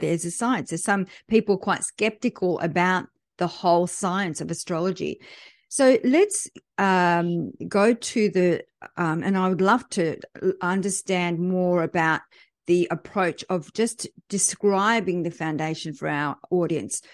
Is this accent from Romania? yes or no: no; France; moved away; I was born in France